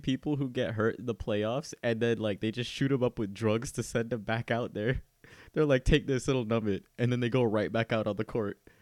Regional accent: near Miami, Florida, United States; I'm from Miami. I like, or I'm from close to Miami.

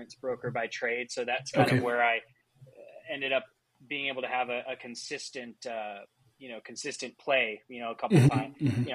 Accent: Southern California, United States; I'm basically born and raised in Southern California. So that's I grew up within an hour of where I'm at now.

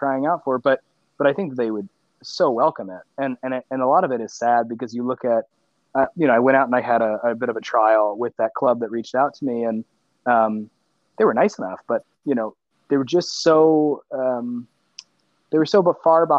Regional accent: Annapolis, Maryland, United States; I'm from the Annapolis, Maryland area.

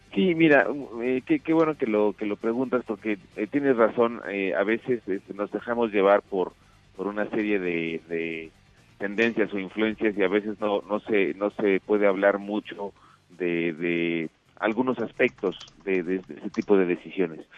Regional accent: Mexico; yo como mexicano

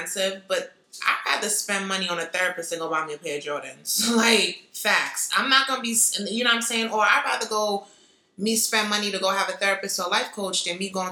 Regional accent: New York City, New York, United States; I'm not a Brooklyn head, so I'm from the Bronx

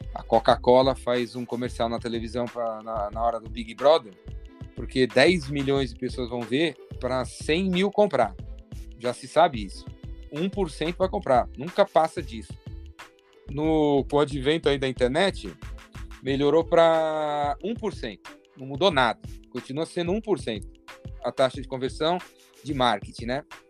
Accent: São Paulo, Brazil; Eu tô em São Paulo, sou de São Paulo, paulistano

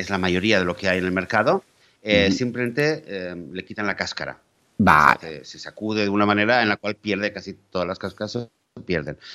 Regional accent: Catalonia, Spain; moved away; mi tierra natal, que es Cataluña

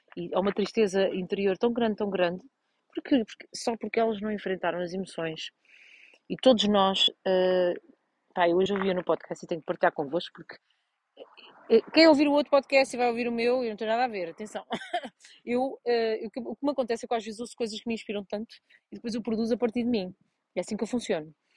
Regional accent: Portugal; moved away; vim a Vozelas, estou na, na, minha terra natal

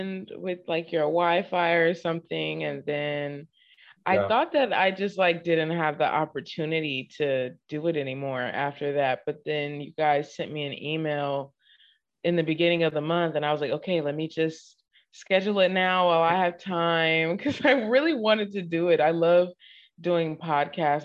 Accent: Inglewood, California, United States; moved away as an adult; now in Houston, United States; Inglewood specifically, South Central Los Angeles

